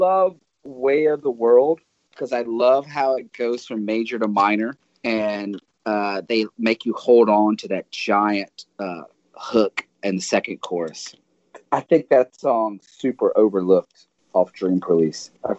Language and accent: English; the South, United States; because I'm from the South